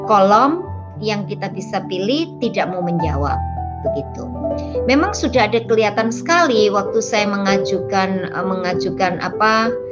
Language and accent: Indonesian; Indonesia; now in New York, United States; saya asli Indonesia, uh, tapi sudah menetap di uh, negara paman, paman Sam. Saya di New York sudah uh, sudah hampir 20 tahun.